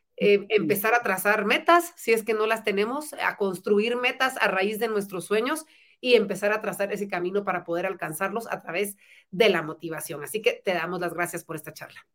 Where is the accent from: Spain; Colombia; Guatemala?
Guatemala; los guatemaltecos podemos